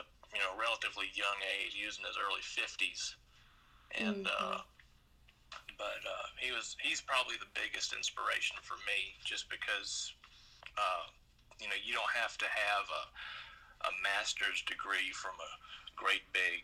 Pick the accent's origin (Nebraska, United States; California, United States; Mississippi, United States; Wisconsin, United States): Mississippi, United States; Brandon; also born or lived in Jackson; I've lived in Brandon for the majority of my life